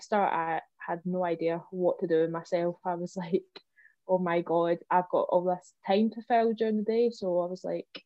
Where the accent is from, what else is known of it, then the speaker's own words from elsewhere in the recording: Coylton, Scotland, United Kingdom; I come from Coyleton